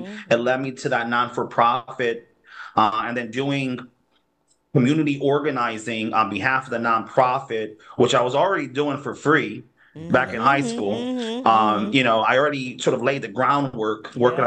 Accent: New Haven, Connecticut, United States; I was born here in New Haven. I'm a New Haven kid. Um, born and raised for the most part

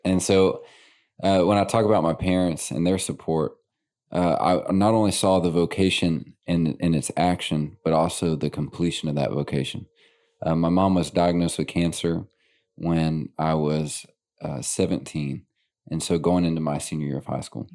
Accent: Little Rock, Arkansas, United States; born and raised in Little Rock.

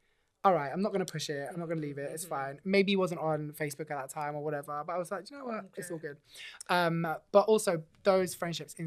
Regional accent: London, United Kingdom; growing up in South London is not the thing back in the day

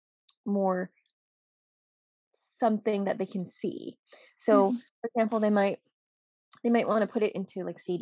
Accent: New York City, New York, United States; also born or lived in Cambodia / refugee camp; now in New Jersey, United States; I was born in Cambodia and we lived in a refugee camp, you know, until I was like around 10 before we went to the Bronx. And I lived in the Bronx in New York for a very long time before I finally ended up in New Jersey by happenstance

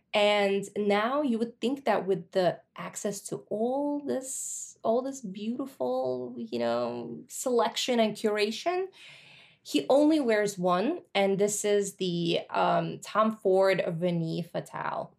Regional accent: Russia; moved away; when I was growing up in the eighties and, like, early nineties

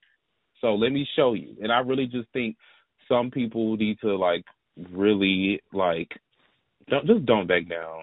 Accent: the South, United States; I'm from the South

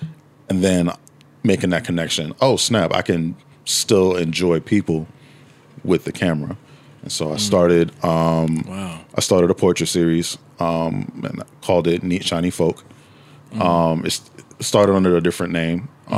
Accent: New York City, New York, United States; moved away as an adult; now in Washington, D.C., United States; I'm originally from Harlem. I'm born and raised in Harlem, New York.

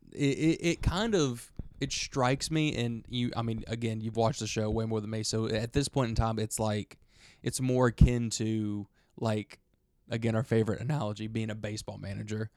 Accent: Alabama, United States; we're from Alabama

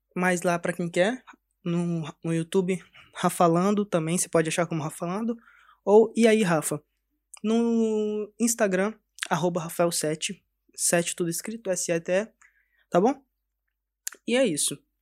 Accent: Cariacica, Espírito Santo, Brazil; Eu cresci lá no Espírito Santo, sou do Espírito Santo, de Cariacica, perto de Vitória.

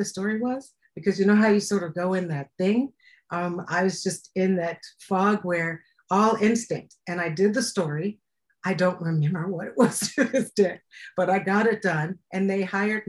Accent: Cleveland, Ohio, United States; moved away as an adult; also born or lived in New York / Columbus, Ohio / Chicago; I'm from Cleveland originally

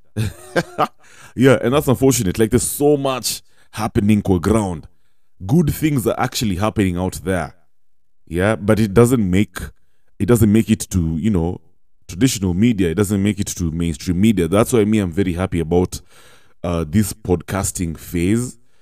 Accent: Kenya; as Kenyans, as Kenyan youth especially

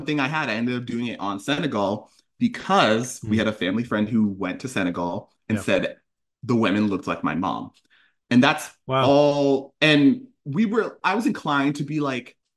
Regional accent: Connecticut, United States; I grew up here

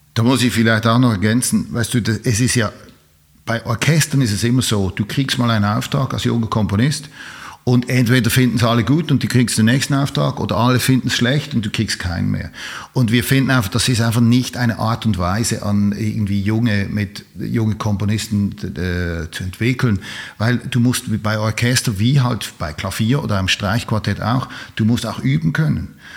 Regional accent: Switzerland; ich bin Schweizer

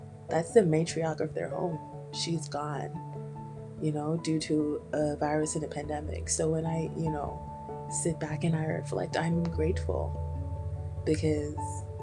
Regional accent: Jamaica; being Caribbean, being Jamaican

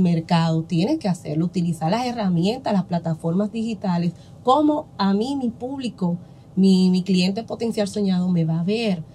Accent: San Pedro de Macorís, Dominican Republic; en mi pueblo aquí, San Pedro de Macorís

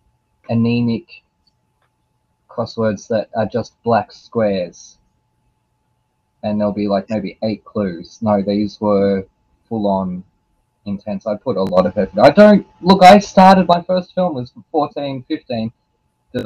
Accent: Australia; I'm Australian

